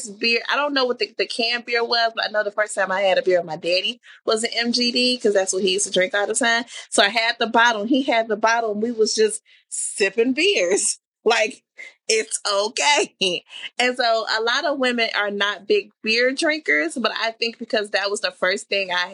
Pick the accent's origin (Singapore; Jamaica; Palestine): Jamaica; being Jamaican